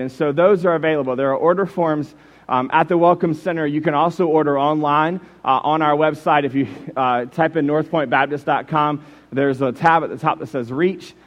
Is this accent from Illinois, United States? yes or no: no; Jacksonville, Florida, United States; moved away as an adult; also born or lived in Warren, Michigan; I grew up in Jacksonville, Florida